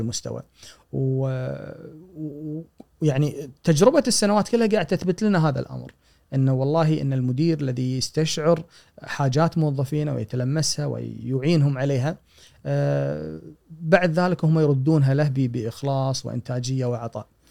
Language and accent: Arabic; Kuwait; عندنا بالكويت